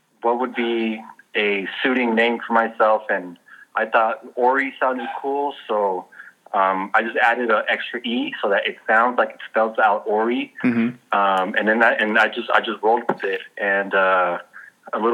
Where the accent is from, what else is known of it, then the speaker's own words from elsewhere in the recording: Los Angeles, California, United States; now in Oakland, United States; I grew up in Northeast L.A.